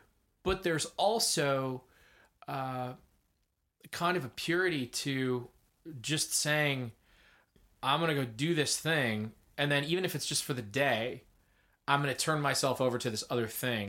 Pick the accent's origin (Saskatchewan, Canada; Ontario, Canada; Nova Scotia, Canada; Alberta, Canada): Ontario, Canada; Which we're basically from Ontario.